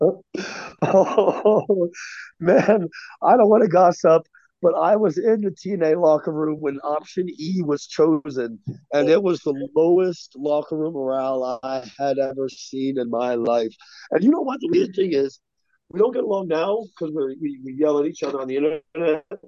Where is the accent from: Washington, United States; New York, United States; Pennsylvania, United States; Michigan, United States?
Washington, United States; moved away as an adult; also born or lived in Canada; I was from Washington